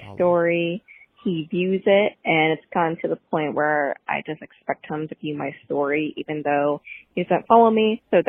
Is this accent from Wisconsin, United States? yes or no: no; Pittsburgh, Pennsylvania, United States; I'm from Pittsburgh, Pennsylvania.